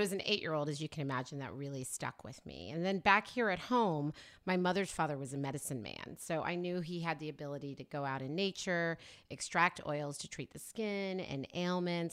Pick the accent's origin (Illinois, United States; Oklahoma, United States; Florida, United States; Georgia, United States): Oklahoma, United States; moved away as an adult; also born or lived in New York; now in California, United States; raised in Oklahoma